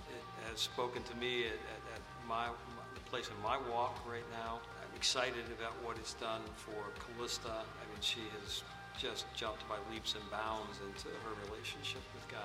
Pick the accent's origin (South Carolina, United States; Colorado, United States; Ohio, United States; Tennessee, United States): Ohio, United States; Tiffin; we're from Tiffin